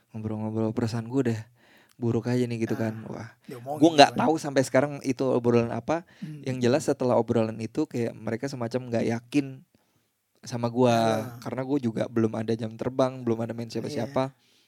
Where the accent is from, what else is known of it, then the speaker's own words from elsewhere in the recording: Banjarmasin, South Kalimantan, Indonesia; moved away as an adult; gue tuh dari Banjarmasin ya, ya, eh, ya. sampai umur sampai lulus SMA lah pokoknya okay, jadi okay. masa kecil gue tuh di Banjarmasin